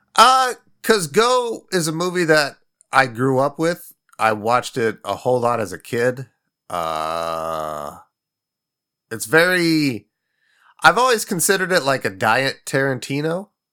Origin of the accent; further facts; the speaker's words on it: Midwest, United States; a fucking lazy kid growing up in the Midwest